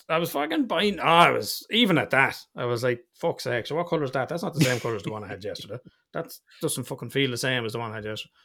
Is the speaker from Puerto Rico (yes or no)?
no; Ireland; we're Irish